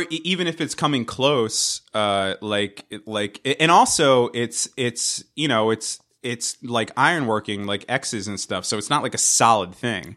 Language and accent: English; United States; we're from the United States